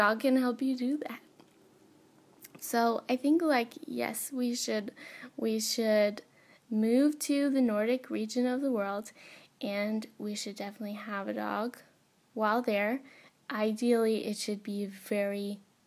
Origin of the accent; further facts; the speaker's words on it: Northwest Pennsylvania, United States; moved away as an adult; also born or lived in Boston / Helsinki; growing up in Northwest Pennsylvania, which is snowy for like 9 months out of the year